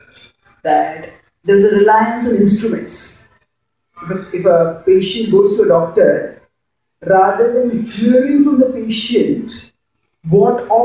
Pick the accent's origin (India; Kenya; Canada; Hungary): India; Mumbai, Maharashtra; I come from Mumbai, India